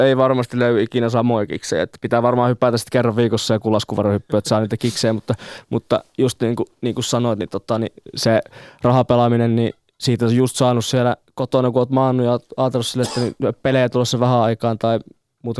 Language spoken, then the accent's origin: Finnish; Jyväskylä, Central Finland, Finland; Jyväskylä tulee olemaan aina tota se mun kotikaupunki